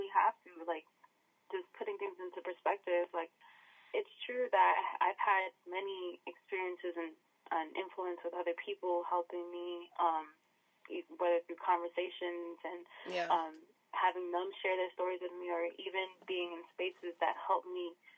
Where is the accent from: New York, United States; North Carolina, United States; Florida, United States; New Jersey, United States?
New York, United States; New York City; moved away as an adult; also born or lived in Washington; now in San Diego, United States; Originally, I was born and raised in New York